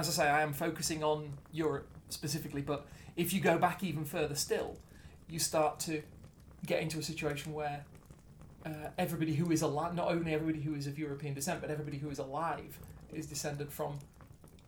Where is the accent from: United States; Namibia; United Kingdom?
United Kingdom; I was born and raised in Britain